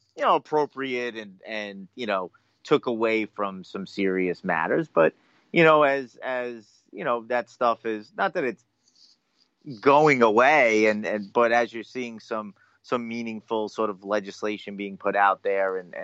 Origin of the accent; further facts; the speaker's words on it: Long Island, New York, United States; growing up on Long Island, being a Ranger fan and going to games there